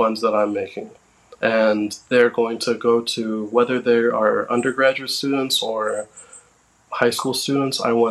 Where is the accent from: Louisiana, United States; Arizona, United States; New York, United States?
New York, United States; Westbury; my hometown